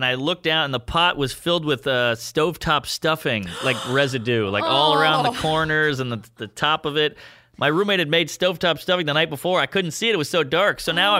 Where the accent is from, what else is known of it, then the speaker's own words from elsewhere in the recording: New Orleans, Louisiana, United States; now in New York, United States; I'm from New Orleans. You got fucked with all the time there.